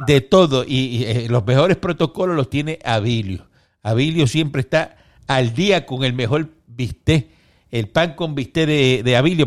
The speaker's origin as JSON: {"language": "Spanish", "country": "Cuba", "moved": "yes", "lives_now": "Miami, United States", "said": "todos los cubanos somos trompistas, todos los cubanos. Los cubanos estamos con Trump"}